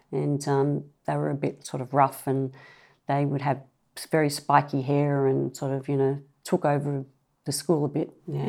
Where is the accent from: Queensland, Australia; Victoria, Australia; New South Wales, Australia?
New South Wales, Australia; Clovelly; also born or lived in Maroubra; grew up in Clovelly